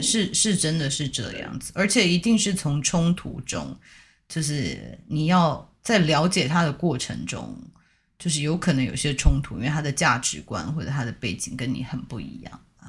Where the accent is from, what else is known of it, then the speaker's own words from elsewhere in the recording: Taiwan; 我们台湾人